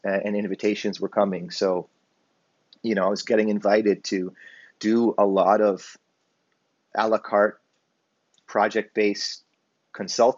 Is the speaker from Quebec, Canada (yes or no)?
no; Hamilton, Ontario, Canada; I grew up in Hamilton, Ontario